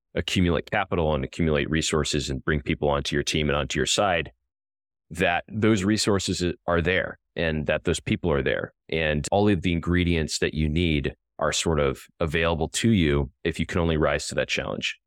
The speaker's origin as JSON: {"language": "English", "region": "a farm in the middle of Illinois", "country": "United States", "tie": "born or raised there"}